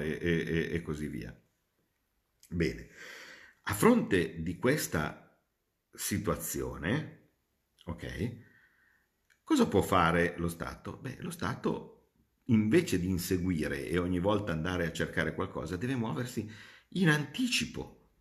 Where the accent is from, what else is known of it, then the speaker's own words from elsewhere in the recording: Como, Lombardy, Italy; io vengo da Como